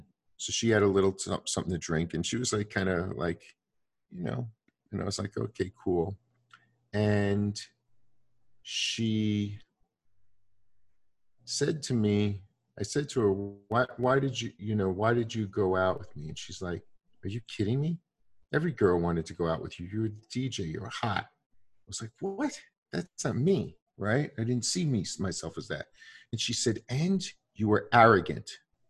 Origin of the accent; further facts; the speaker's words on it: Brooklyn, New York, United States; But all of my family, when you're growing up in Brooklyn, everybody's bakers, hairdressers, police officers, or Goombas, right?